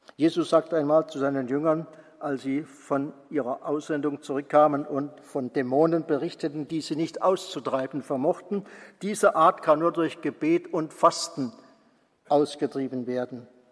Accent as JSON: {"language": "German", "town": "Mosbach", "region": "Baden-Württemberg", "country": "Germany", "tie": "born or raised there", "moved": "yes", "lives_now": "Bonn, Germany", "said": "meiner Heimatgemeinde Musbach"}